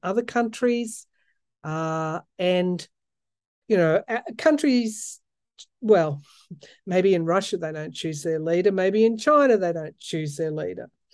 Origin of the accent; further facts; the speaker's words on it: outback New South Wales, Australia; also born or lived in Sydney; I am a country girl, born and raised. Um, I, I was born in the outback